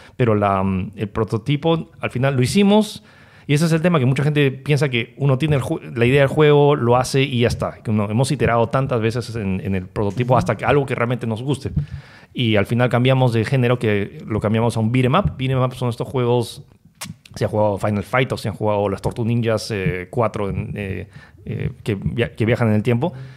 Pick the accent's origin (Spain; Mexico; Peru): Peru; somos peruanos